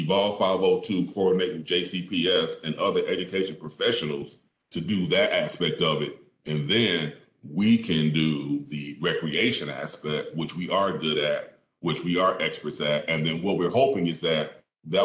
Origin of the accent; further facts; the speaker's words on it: Philadelphia, Pennsylvania, United States; born and raised in Philadelphia